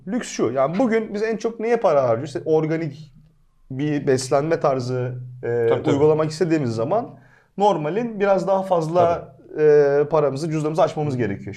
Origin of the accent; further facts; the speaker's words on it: Antalya, Turkey; moved away as an adult; also born or lived in Ankara; Antalya'dan ben hani ortaokul, e, ilkokul, ortaokul, lise hiç vasıta kullanmadım. yürüyerek gelip gittim.